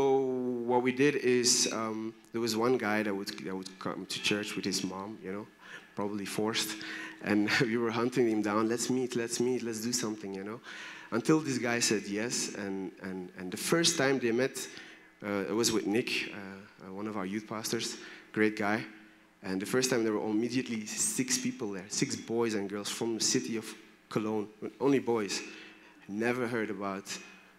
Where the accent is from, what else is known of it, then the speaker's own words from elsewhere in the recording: Belgium; moved away; also born or lived in Brussels; I'm from Belgium.